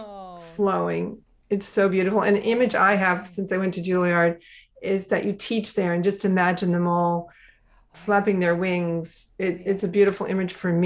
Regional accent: Minnesota, United States; I grew up in Minnesota

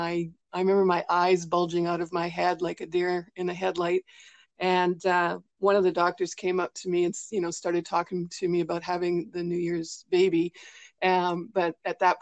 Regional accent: British Columbia, Canada; I'm actually from British Columbia, Canada.

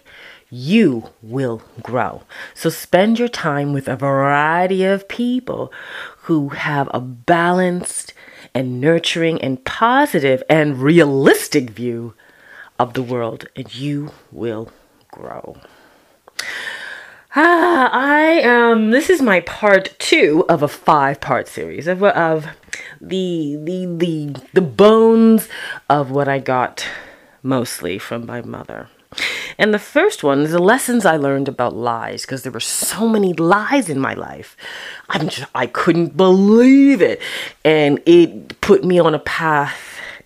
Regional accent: Toronto, Ontario, Canada; do I remember Sundays at Epworth in Toronto, Canada, and Scarborough

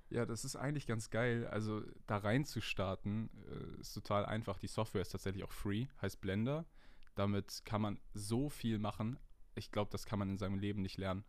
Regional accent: Hamburg, Germany; Ich bin 20 Jahre alt und ich komme aus Nähe Hamburg

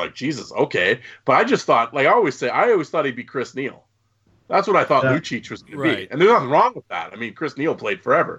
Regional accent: Canada; And I'm Canadian.

